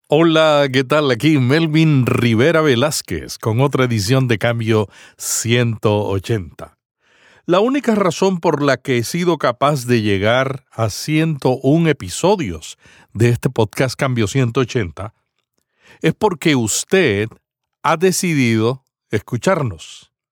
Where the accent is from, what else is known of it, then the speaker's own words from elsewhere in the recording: Santa Isabel, Puerto Rico; Santa Isabel, Puerto Rico, mi pueblo natal